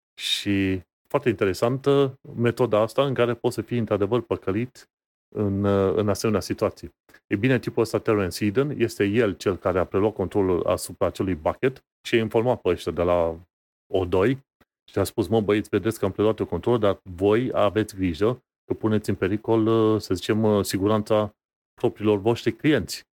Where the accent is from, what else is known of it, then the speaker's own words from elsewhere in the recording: Romania; noi ca români, care am trecut și prin perioada aia comunistă